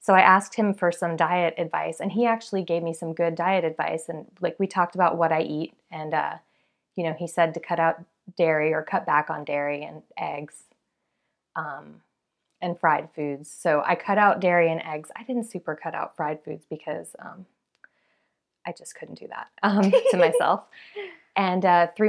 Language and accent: English; South Florida, United States; moved away as an adult; now in Atlanta, United States; I'm from South Florida, and I moved to Atlanta for work